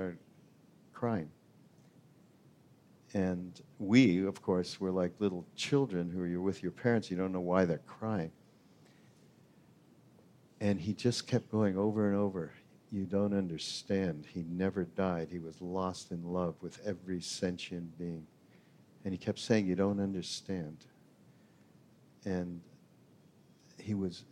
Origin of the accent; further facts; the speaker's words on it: Canada; I'm the Canadian guy